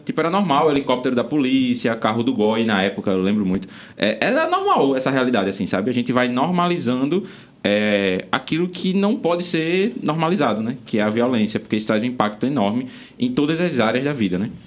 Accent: Recife, Pernambuco, Brazil; eu sou nascido e criado no Ibura, adoro meu, meu bairro lá, o Ibura.

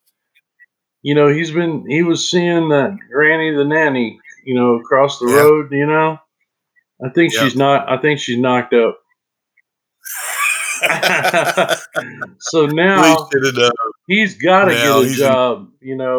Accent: Kansas, United States; When I was young, man, growing up in Kansas, we, you know, it'd have 2 foot of snow

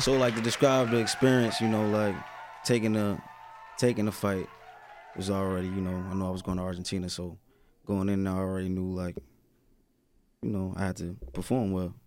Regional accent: Newark, New Jersey, United States; where I'm from, like, you know, I'm from Newark.

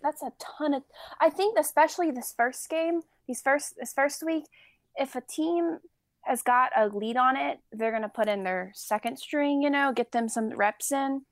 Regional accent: Atlanta, Georgia, United States; I'm from Atlanta

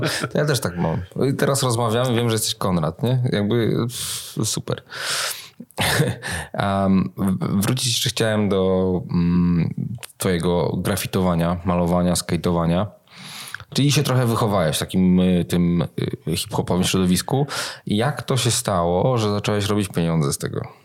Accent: Gdańsk, Pomeranian Voivodeship, Poland; Ja się wychowałem w Gdańsku

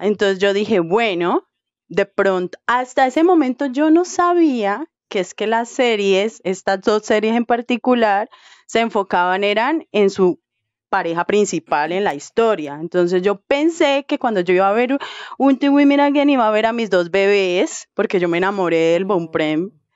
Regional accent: Colombia; yo soy de Colombia

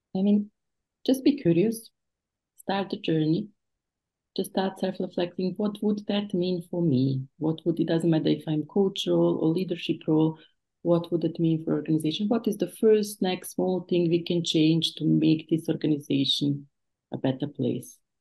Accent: Bosnia & Herzegovina; moved away; I was refugee from the Bosnian War

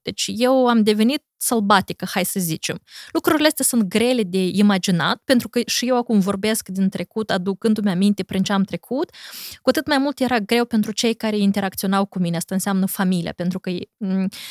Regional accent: Corjeuți, Briceni District, Moldova; moved away as an adult; also born or lived in United States; eu am petrecut cam patru luni de zile în satul meu natal, Corșeuți

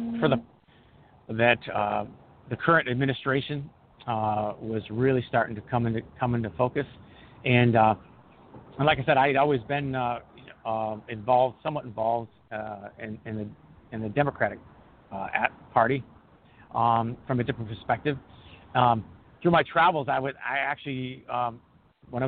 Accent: New England, United States; I'm actually from New England

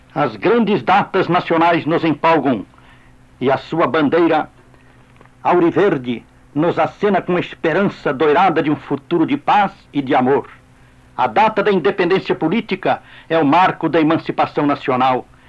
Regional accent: Brazil; como brasileiros, integrados em nosso povo

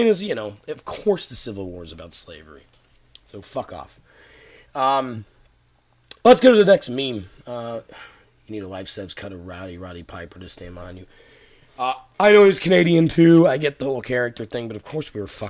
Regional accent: Scotland, United Kingdom; I'm from Scotland

